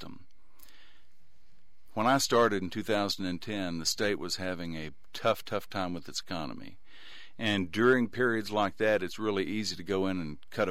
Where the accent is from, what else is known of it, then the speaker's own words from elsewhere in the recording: East Texas, United States; now in West Texas, United States; I grew up in East Texas